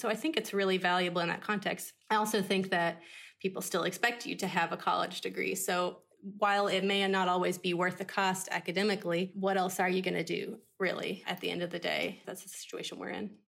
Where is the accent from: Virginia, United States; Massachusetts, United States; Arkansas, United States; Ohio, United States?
Arkansas, United States; moved away as an adult; also born or lived in Boston / Los Angeles; now in Tennessee, United States; I could have gone to college in my home state, which is Arkansas